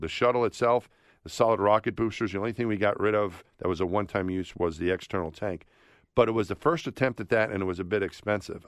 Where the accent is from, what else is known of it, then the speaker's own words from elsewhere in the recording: New York, United States; I grew up thinking I was from my neighborhood in New York. Then I was a New Yorker